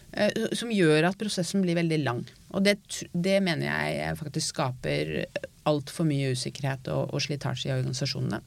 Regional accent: Norway; jeg er norsk

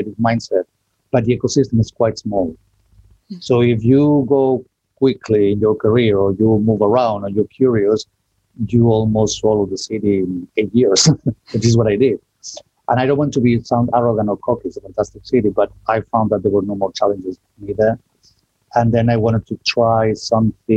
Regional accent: Barcelona, Catalonia, Spain; moved away as an adult; also born or lived in north of Spain; now in London, United Kingdom; I was born, bred, and raised in Barcelona, Spain

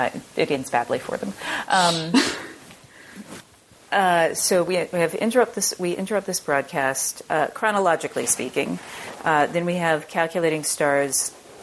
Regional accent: Southern United States, United States; I am from the South, and I almost never see in mainstream media a Southern woman in the sciences.

